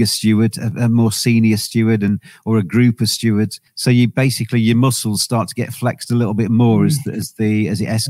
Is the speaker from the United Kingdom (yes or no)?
yes; England, United Kingdom; I'm English